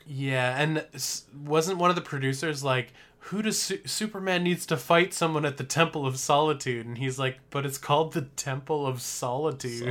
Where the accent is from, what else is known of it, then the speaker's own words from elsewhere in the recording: Parksville, British Columbia, Canada; moved away; If I lived, like, in my hometown, if I lived in Parksville still